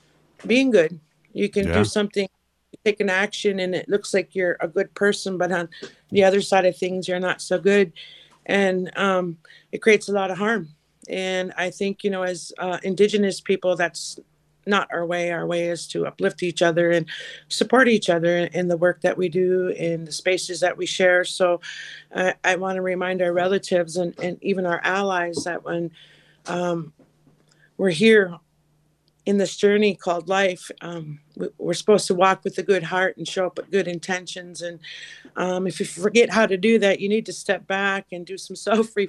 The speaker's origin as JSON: {"language": "English", "area": "Leech Lake Reservation", "region": "northern Minnesota", "country": "United States", "said": "I'm from the Leech Lake Reservation in northern Minnesota"}